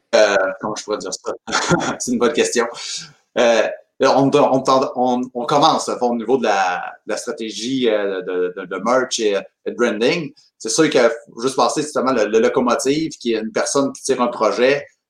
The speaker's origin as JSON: {"language": "French", "area": "Chaudière-Appalaches", "region": "Quebec", "country": "Canada", "said": "on est de la Nodière"}